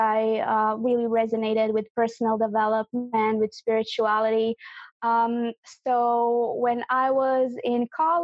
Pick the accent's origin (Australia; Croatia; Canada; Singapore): Croatia; I'm from Croatia.